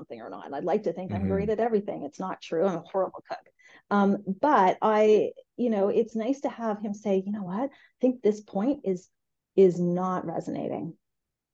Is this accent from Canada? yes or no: yes; rural Eastern Ontario, Canada; we grew up in rural Ontario. They had a beef cattle farm.